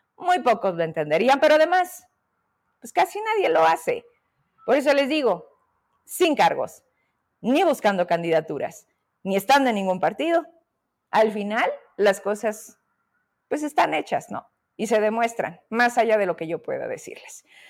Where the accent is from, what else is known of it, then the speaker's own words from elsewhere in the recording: Fresnillo, Zacatecas, Mexico; yo soy de allá de Fresnillo